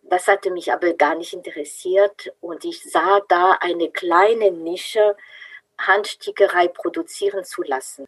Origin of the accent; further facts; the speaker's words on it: France; German is a second language; moved away as an adult; now in Freiburg, Germany; Ich bin Französin, bin aber schon seit äh, 35 Jahren in Deutschland zu Hause